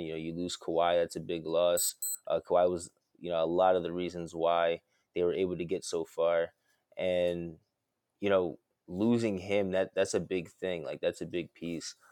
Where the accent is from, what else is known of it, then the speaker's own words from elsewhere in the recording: right outside of Philadelphia, Pennsylvania, United States; diehard Philly fan all day, um, from right outside of Philly